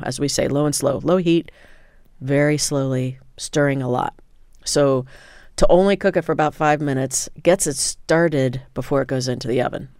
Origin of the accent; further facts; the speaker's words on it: Indiana, United States; I grew up in Indiana where they produce tremendous sweet corn